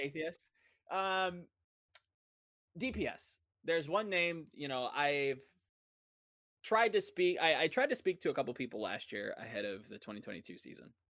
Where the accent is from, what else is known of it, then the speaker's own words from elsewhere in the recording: United States; I'm speaking as an American